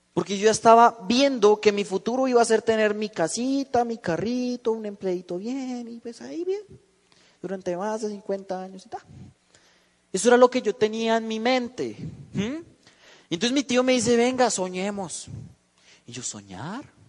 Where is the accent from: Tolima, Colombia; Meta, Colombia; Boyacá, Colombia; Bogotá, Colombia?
Bogotá, Colombia; yo vengo de la ciudad de Bogotá